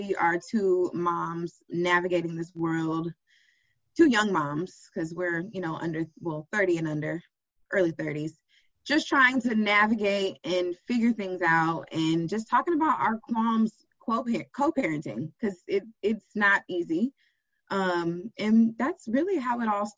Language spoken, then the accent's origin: English; Sacramento, California, United States; now in Georgia, United States; I'm originally from California.